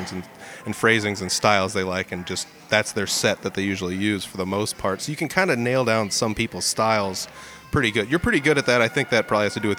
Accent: Iowa, United States; I'm born and raised in Iowa

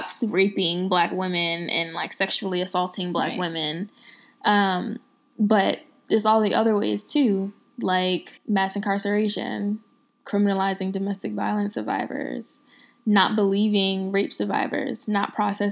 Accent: Philadelphia, Pennsylvania, United States; now in Washington, D.C., United States; girl from Philly

